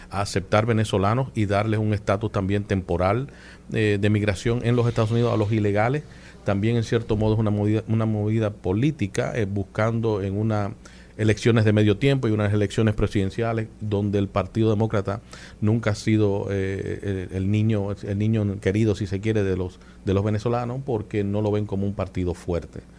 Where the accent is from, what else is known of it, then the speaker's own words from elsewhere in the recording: Dominican Republic; Para mí como dominicano en el exterior o dominicano de la diáspora, eh, para mí es un orgullo y, y un gran privilegio el que las puertas de la Biblioteca Nacional se me hayan abierto.